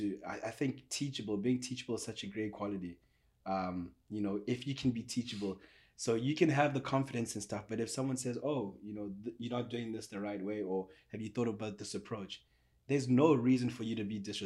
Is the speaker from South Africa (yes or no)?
yes; South Africa; moved away as an adult; now in Portland, United States; I'm South African. When I got here, 6 years I've lived here